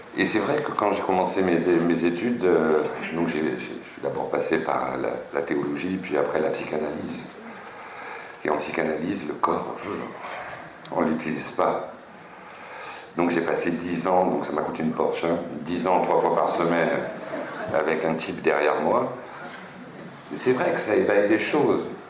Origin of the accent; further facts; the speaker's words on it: France; je suis un Français